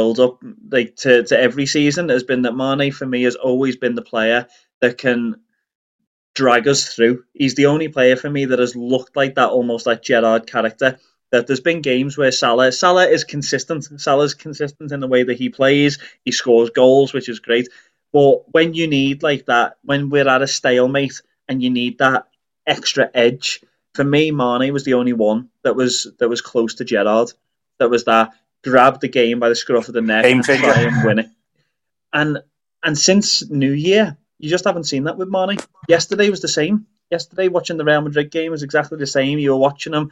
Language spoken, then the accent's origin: English; Liverpool, North West England, United Kingdom; moved away; we grew up around Anfield